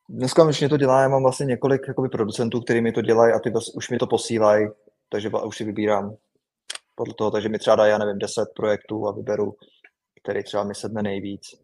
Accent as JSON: {"language": "Czech", "country": "Czechia", "moved": "yes", "said": "my Češi"}